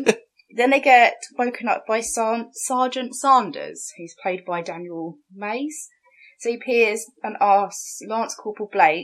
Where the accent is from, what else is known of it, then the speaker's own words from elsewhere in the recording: United Kingdom; But we're British, so we're going with Lieutenant.